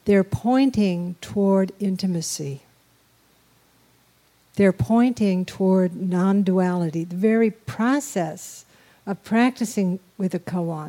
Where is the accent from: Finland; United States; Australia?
United States; New Mexico; We're from New Mexico